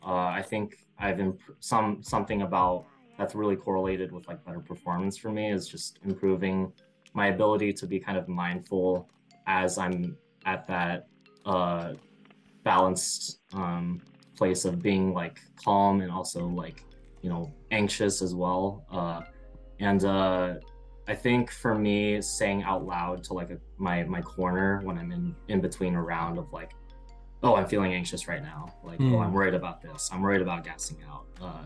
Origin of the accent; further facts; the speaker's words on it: Iowa, United States; So I moved here from Iowa, and, in Iowa, we generally had like 4 classes like per week at my older gym